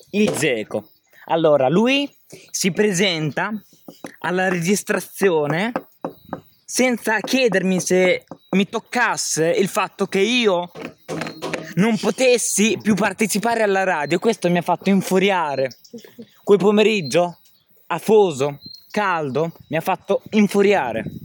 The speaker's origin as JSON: {"language": "Italian", "town": "San Benedetto del Tronto", "region": "Marche", "country": "Italy", "said": "mi presento … vengo da San Benedetto del Tronto"}